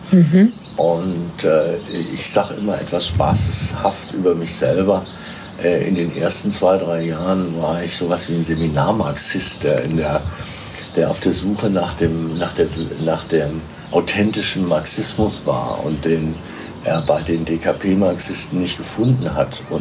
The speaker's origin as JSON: {"language": "German", "town": "Melsungen", "region": "Hesse", "country": "Germany", "tie": "born or raised there", "lives_now": "Marburg, Germany", "said": "in Melsungen geboren. Melsungen ist ja bekannt durch die Firma Braun."}